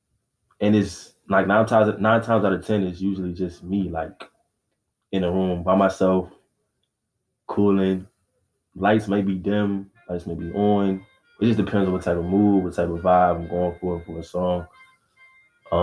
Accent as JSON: {"language": "English", "region": "Maryland", "country": "United States", "said": "I'm from Maryland"}